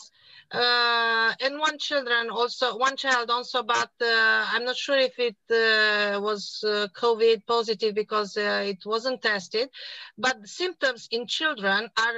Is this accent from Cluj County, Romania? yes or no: yes; Cluj-Napoca, Cluj County, Romania; I am from Cluj-Napoca, Romania.